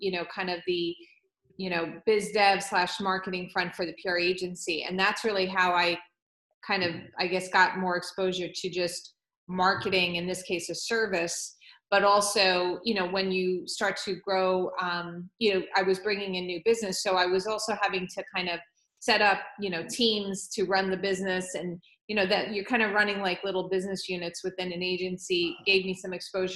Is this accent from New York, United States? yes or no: yes; Long Island, New York, United States; I grew up on Long Island